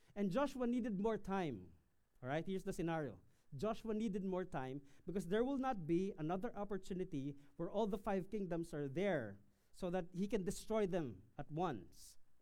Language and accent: English; Quezon, Philippines; from my hometown in Quezon Province